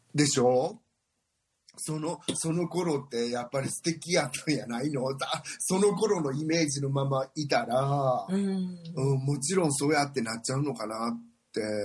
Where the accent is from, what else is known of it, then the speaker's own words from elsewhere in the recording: Mie, Japan; also born or lived in Sweden; now in Arizona, United States; 三重県ってとこで私は生まれ育ったんだけど